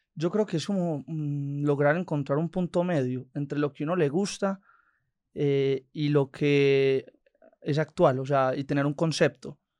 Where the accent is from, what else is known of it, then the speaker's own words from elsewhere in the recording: Envigado, Antioquia, Colombia; also born or lived in Sabaneta, Colombia; nos fuimos a vivir de Sabaneta a Envigado